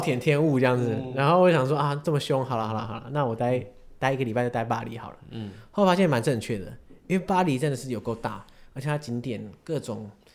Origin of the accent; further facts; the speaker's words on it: Taiwan; 因为我们身为台湾人